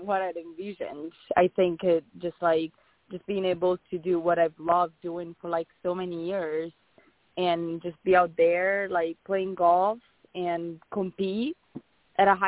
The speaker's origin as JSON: {"language": "English", "country": "Italy", "also_born_or_lived": "Arizona", "moved": "as an adult", "lives_now": "United States", "said": "I'm from Italy, in a small town in Italy, and I moved to the U.S. when I started college in 2014."}